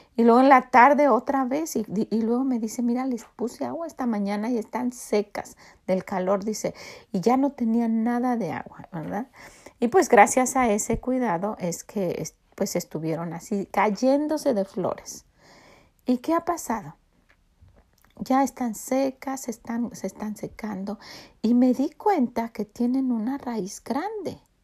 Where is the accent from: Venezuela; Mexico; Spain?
Mexico; moved away as an adult; now in United States; esa era mi ciudad. Estaba ahí, estaban mis raíces, yo estaba cimentada ahí y, tengo tanto cariño y hemos querido que los niños sepan que somos de México